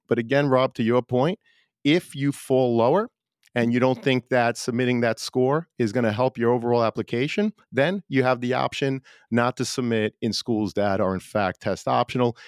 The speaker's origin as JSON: {"language": "English", "town": "New York City", "region": "New York", "country": "United States", "tie": "born or raised there", "said": "I grew up in Brooklyn"}